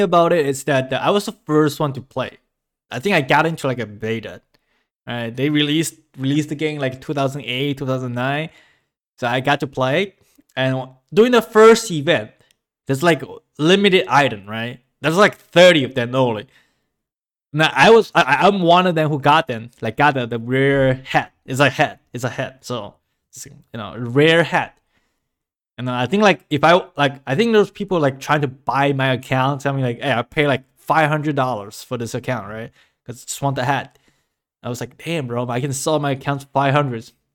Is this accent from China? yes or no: yes; China; moved away; my childhood, growing up in China